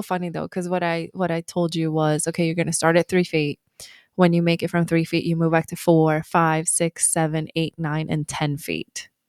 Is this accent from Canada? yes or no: no; Sweden; moved away as an adult; I was born in Sweden